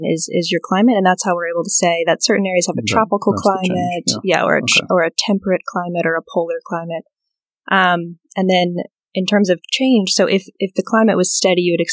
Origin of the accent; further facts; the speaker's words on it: Blacksburg, Virginia, United States; I grew up in Blacksburg, Virginia